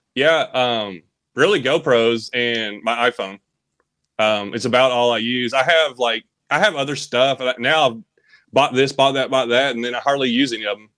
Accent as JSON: {"language": "English", "town": "Bowling Green", "region": "Kentucky", "country": "United States", "tie": "born or raised there", "also_born_or_lived": "Tennessee", "said": "I always lived in Kentucky and Tennessee. Uh, I was born in Bowling Green area"}